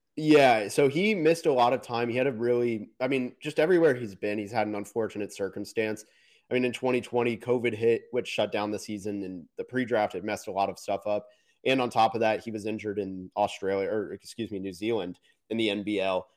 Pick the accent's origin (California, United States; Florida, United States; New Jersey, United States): Florida, United States; Orlando; I was born in Orlando